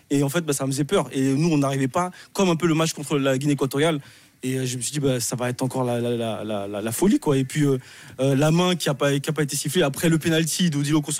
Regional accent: Côte d’Ivoire; now in France; je reviens ici en Côte d'Ivoire dans mon pays natal.

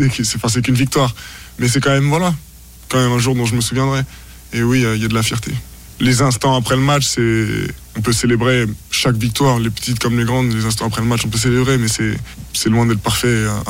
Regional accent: France; Mais nous, on aime ça parce qu'on

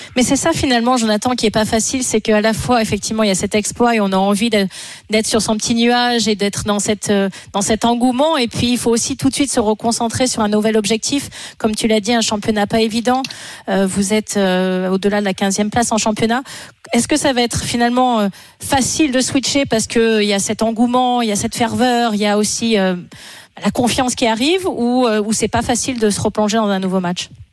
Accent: Retournac, Auvergne-Rhône-Alpes, France; Le puy en ma vie de naissance, Retournac, le village où j'ai grandi

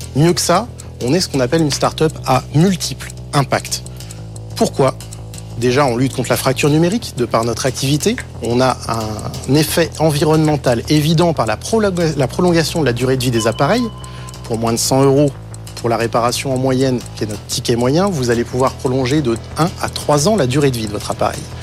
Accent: Breuil-le-Sec, Hauts-de-France, France

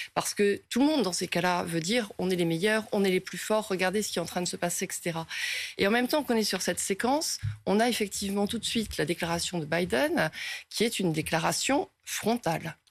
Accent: France; nous, en tant que Français

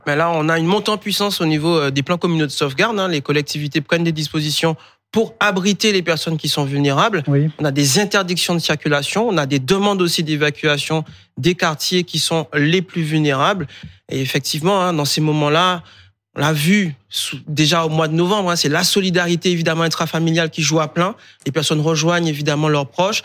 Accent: Guadeloupe, France; moved away; je suis né en Guadeloupe. J'aurais voulu rester chez moi. Euh, j'étais victime d'un ouragan enfant

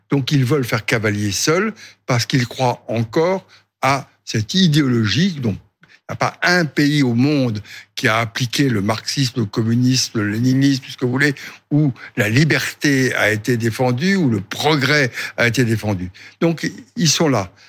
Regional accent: France; Je suis français.

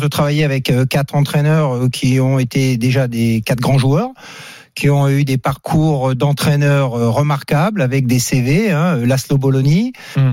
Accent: France; je suis de Rouen

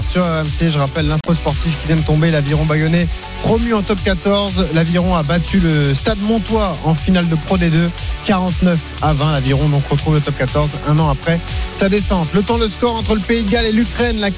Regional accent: Orléans, Centre-Val de Loire, France; Être grimpeur quand on vient d'Orléans, c'est balèze. Hein. Je sais de quoi je parle.

